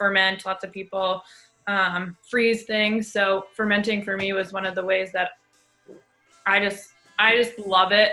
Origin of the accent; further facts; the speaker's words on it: Central Massachusetts, United States; moved away as an adult; also born or lived in Seattle; moving home to Massachusetts where we grew up